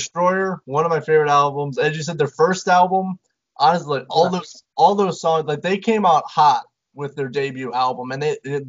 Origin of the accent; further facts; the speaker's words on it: Indiana, United States; I'm from Indiana.